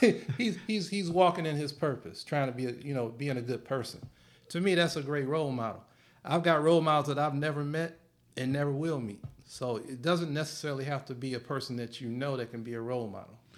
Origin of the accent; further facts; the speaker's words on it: Michigan, United States; I'm from Michigan